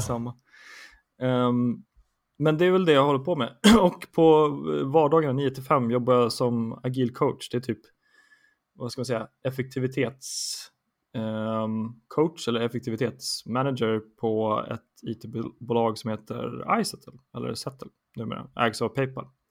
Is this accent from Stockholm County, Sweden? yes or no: yes; Stockholm, Stockholm County, Sweden; har vuxit upp i Stockholm, huvudstaden, på gott och ont. från Södermalm